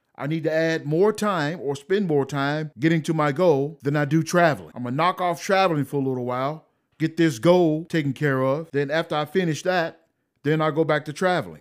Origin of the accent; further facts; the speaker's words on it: United States; I'm an American